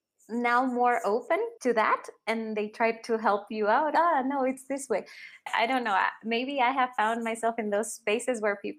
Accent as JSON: {"language": "English", "country": "Honduras", "tie": "born or raised there", "also_born_or_lived": "Rio de Janeiro, Brazil", "second_language": "English", "moved": "yes", "lives_now": "Colombia", "said": "So I was born in Rio. And we lived a little bit in Brazil. And then we moved to Honduras. And that's where I learned Spanish and English at the same time."}